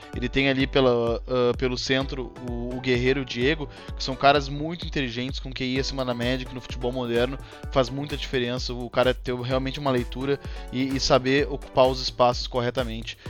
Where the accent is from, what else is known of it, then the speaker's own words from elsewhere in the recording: Porto Alegre, Rio Grande do Sul, Brazil; como sou de Porto Alegre